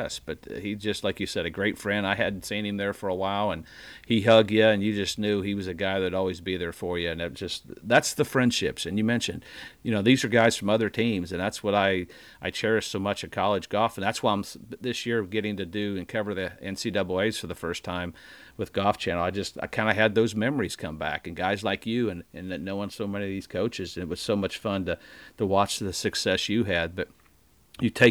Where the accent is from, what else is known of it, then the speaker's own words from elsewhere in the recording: Indiana, United States; moved away as an adult; I'm from Indiana.